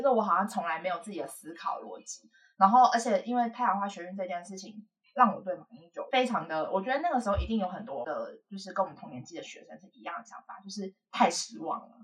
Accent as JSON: {"language": "Chinese", "region": "Hualien County", "country": "Taiwan", "said": "我们家其实是原住民 ，然后，呃，我妈妈那边是平埔族，我们都是在花莲，然后我妈妈是平埔阿美"}